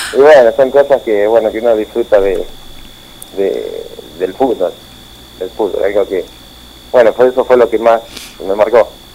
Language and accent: Spanish; General Villegas, Buenos Aires Province, Argentina; moved away; also born or lived in Porto Alegre / La Plata / Mexico; Saliendo de Vicega, jugando en, en Atlético